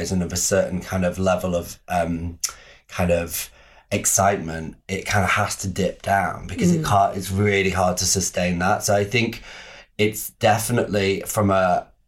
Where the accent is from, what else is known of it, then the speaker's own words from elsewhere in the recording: Manchester, North West England, United Kingdom; moved away as an adult; now in London, United Kingdom; I grew up in Manchester